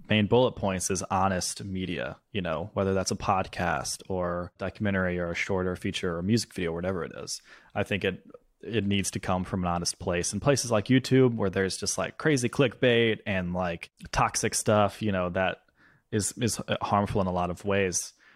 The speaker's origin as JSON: {"language": "English", "region": "Mississippi", "country": "United States", "tie": "born or raised there", "moved": "yes", "lives_now": "Brooklyn, United States", "said": "I'm home in Mississippi because that's where we're filming in my hometown, where these stories actually happened"}